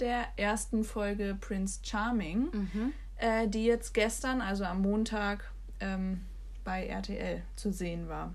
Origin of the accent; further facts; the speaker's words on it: Bremen, Germany; durch die Straßen meines Viertels äh, gelaufen bin, ich die ähm, in einem bekannten Café, also der Lilie bei uns in Findorf, also in Bremen